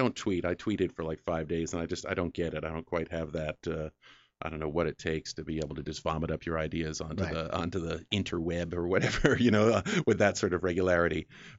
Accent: New England, United States; moved away; And, you know, growing up in New England, everything gets all rusty and falls apart. So there aren't really a lot of classic cars on the road. So when I came out here

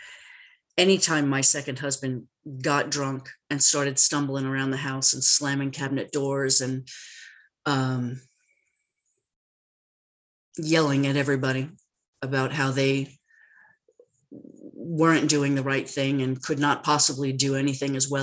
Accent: New York City, New York, United States; I grew up in New York. I'm a Brooklyn baby.

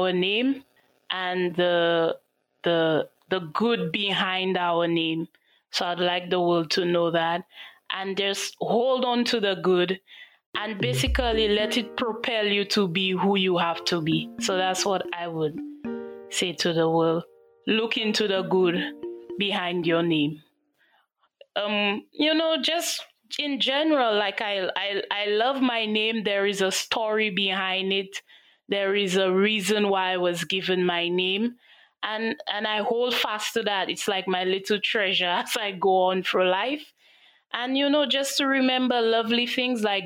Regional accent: St. Lucia; I'm from St. Lucia.

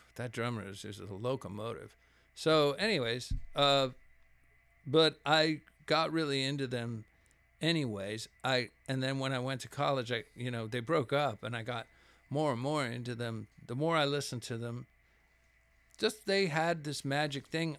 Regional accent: Laredo, Texas, United States; now in Austin, United States; I grew up in Laredo

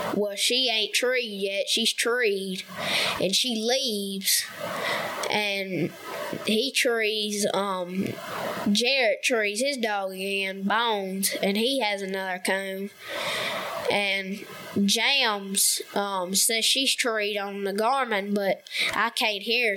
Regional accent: Somerville, Tennessee, United States; I'm 12 years old. I'm from Somerville, Tennessee, and um, West Tennessee

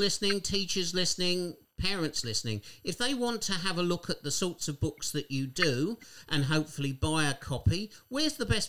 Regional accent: Borden, South East England, United Kingdom; I'm a Kent boy. I was born in Borden in Kent.

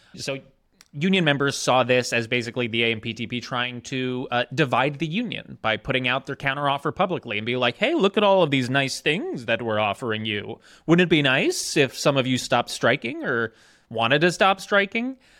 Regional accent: Jersey Shore, New Jersey, United States; moved away; I grew up on the Jersey Shore in a shore town.

